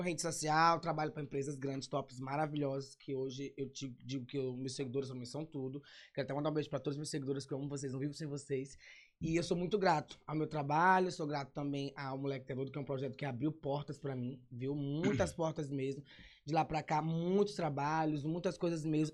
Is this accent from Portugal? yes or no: no; São Luís, Maranhão, Brazil; Sou de São Luís, nascido e criado no São Cristóvão